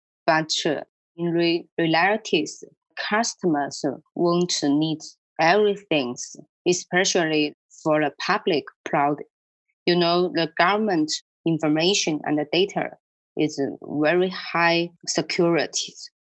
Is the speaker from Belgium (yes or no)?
no; China; from China.